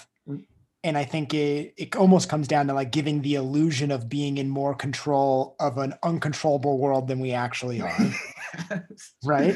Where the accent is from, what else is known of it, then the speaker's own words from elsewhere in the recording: Southern California, United States; moved away as an adult; also born or lived in Lake Tahoe / Los Angeles / New York; now in Boulder, United States; I grew up, I was born in Southern California, and then we moved to Lake Tahoe